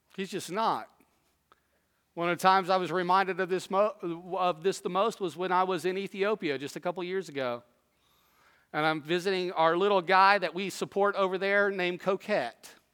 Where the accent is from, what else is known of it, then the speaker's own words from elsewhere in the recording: Southwest, United States; moved away; also born or lived in East Tennessee; I grew up in the Southwest.